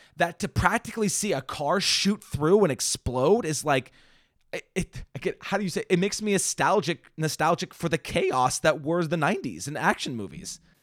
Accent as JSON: {"language": "English", "region": "Washington", "country": "United States", "tie": "born or raised there", "also_born_or_lived": "Indiana", "said": "I grew up here in Washington"}